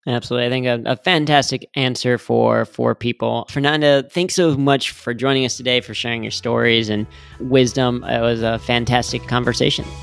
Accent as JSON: {"language": "English", "town": "Cincinnati", "region": "Ohio", "country": "United States", "tie": "born or raised there", "said": "as a Cincinnati native growing up on the Reds"}